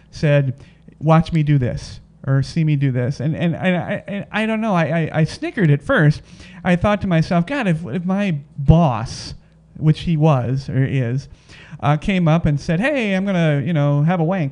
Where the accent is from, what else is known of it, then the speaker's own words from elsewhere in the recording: Las Vegas, Nevada, United States; we are from Vegas.